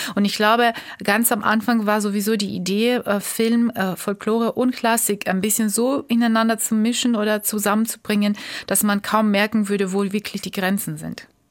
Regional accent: Tbilisi, Georgia; German is a second language; also born or lived in Germany / France; now in Munich, Germany; meiner Geburtsstadt Tbilisi

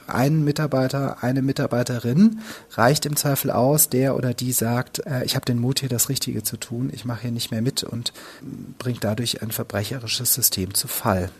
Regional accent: Ludwigsburg, Baden-Württemberg, Germany; moved away as an adult; also born or lived in Cologne; Ich bin äh, aufgewachsen in Ludwigsburg bei Stuttgart

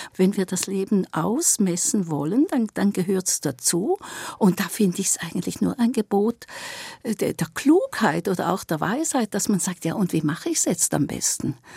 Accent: Eastern Switzerland, Switzerland; ich bin auch eine Schweizerin und ich komme aus der Ostschweiz

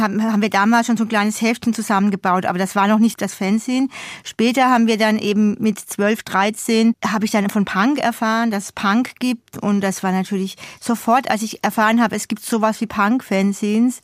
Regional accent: Odenwald, Hesse, Germany; also born or lived in Hamburg; now in Berlin, Germany; ich durfte da sozusagen zurück in meine Heimat fahren, um meinen Zungenschlag zu verbessern. Back to Odenwald

